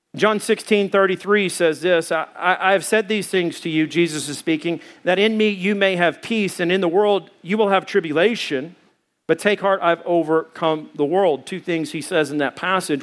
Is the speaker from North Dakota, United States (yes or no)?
no; Arkansas, United States; now in Arizona, United States; I come from Arkansas, and there's Blanchard Springs there